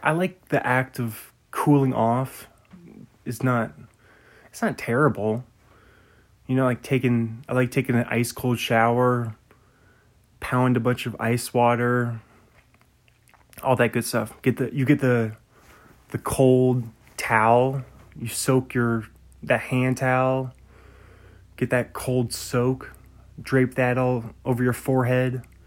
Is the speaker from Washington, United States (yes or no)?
yes; Bothell, Washington, United States; also born or lived in Pullman, Washington; where I grew up in Bothell